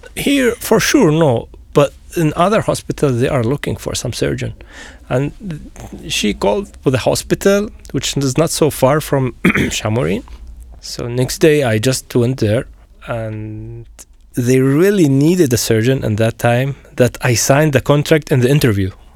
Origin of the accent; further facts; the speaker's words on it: Syria; moved away as an adult; also born or lived in Ukraine / Canada; now in Slovakia; I'm from Syria